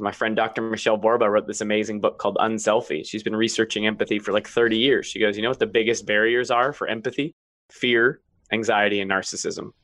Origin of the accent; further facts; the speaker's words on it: Washington, United States; also born or lived in Maine; I grew up in Washington.